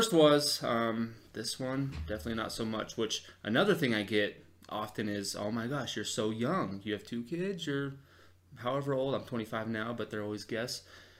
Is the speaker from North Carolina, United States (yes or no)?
no; Salt Lake City, Utah, United States; I grew up in Salt Lake, and I'm also not Mormon, so something kind of funny about me, big family from Salt Lake, not Mormon.